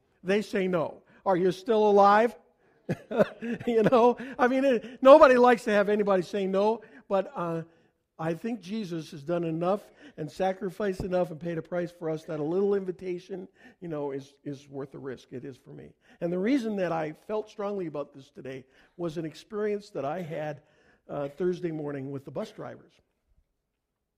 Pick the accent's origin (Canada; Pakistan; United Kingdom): Canada; I'm a Canadian